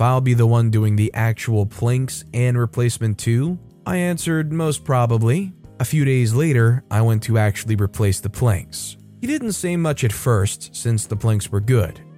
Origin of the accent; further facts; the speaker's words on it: United States; as an American